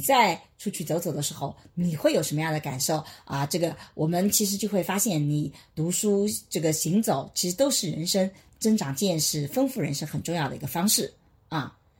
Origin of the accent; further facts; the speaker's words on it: China; 我们中国人